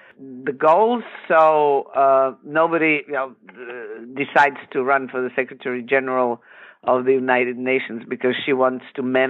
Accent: Zagreb, City of Zagreb, Croatia; I grew up in Zagreb, which is the capital of Croatia. I was born there.

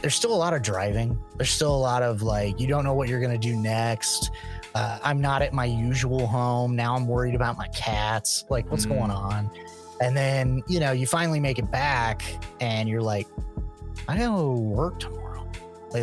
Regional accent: Midwest, United States; growing up in the Midwest, we had all four seasons

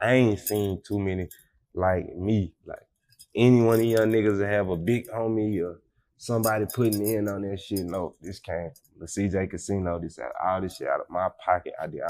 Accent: Fort Worth, Texas, United States; I'm from Stop 6, so we don't use the number 4

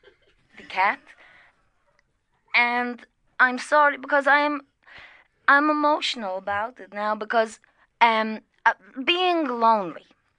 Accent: Brazil; English is a second language; now in Dublin, Ireland

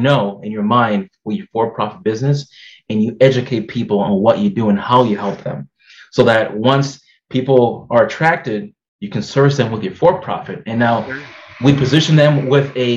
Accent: Massachusetts, United States; I'm here from Massachusetts, and I'm a second-generation person here from the U.S. My parents came from the Dominican Republic

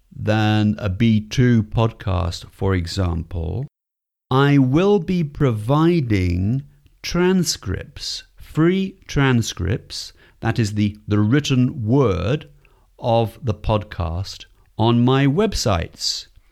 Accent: Stratford-upon-Avon, West Midlands, United Kingdom; moved away as an adult; also born or lived in Cotswolds; now in Seville, Spain; Well, I'm from England. In fact, I used to live in the west of England in a beautiful area of England called the Cotswolds, the Cotswolds. And I was born in a very famous city, which is Stratford-upon-Avon.

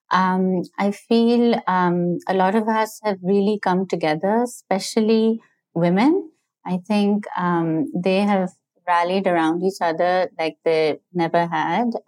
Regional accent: Pakistan; now in New York City, United States

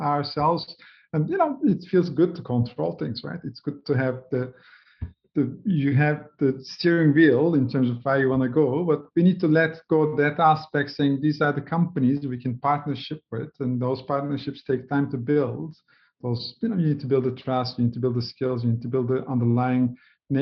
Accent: Turkey; I grew up in Turkey in a humble family, two sisters

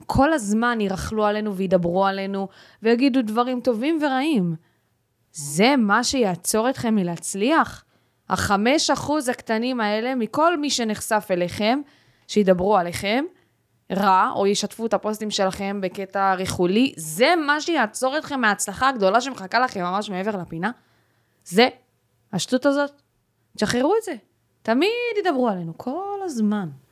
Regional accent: Ashkelon, Southern District, Israel; אני מאשקלון

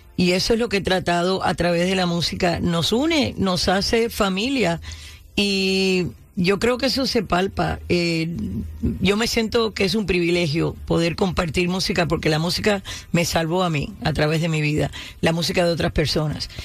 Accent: Cuba; first language Spanish; now in United States; yo tengo el cerebro quizás americano y el corazón cubano, porque mi primer idioma fue español

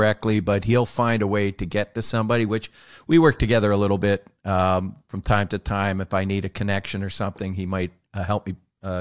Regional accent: Toronto, Ontario, Canada; I'm from Toronto.

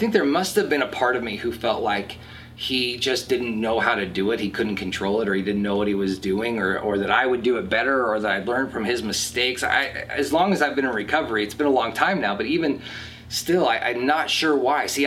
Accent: Lake Forest, United States; also born or lived in Wisconsin; although I was born in Wisconsin and we moved around a lot when I was a kid, I spent most of my life here in Lake Forest.

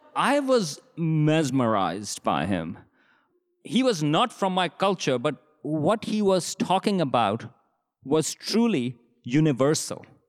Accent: Pakistan; moved away; I grew up in Pakistan in the seventies and eighties

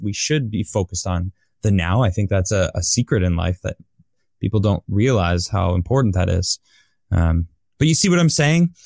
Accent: United States; I'm American, I live here

